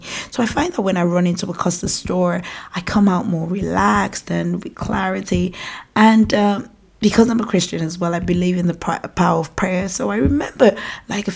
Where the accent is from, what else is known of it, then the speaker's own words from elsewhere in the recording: Nigeria; accent: African; moved away as an adult; now in United Kingdom; I have an African accent because I was born and raised in Nigeria, and I came to the United Kingdom when I was 19 years old.